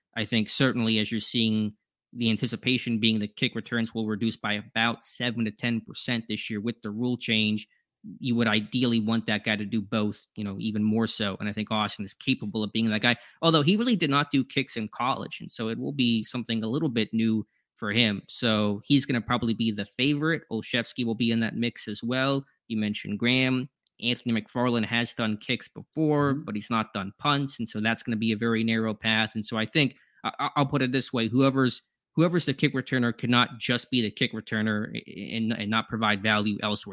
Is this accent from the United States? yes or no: yes; Pittsburgh, Pennsylvania, United States; also born or lived in Florida; I just grew up in Pittsburgh. I was born in Florida. Mm. I moved to Pittsburgh when I was about three